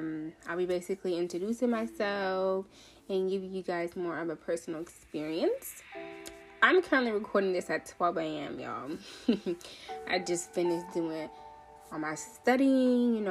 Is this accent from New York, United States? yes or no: no; Seattle, Washington, United States; also born or lived in Nairobi, Kenya; I'm from Seattle. I was born in Nairobi, Kenya, but I have been in Seattle since I was like 5. So all I know is this rainy state, okay? Seattle, Washington is my home.